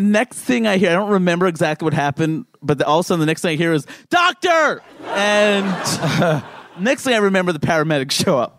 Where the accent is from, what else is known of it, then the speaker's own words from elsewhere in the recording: New York City, New York, United States; I grew up in Queens too.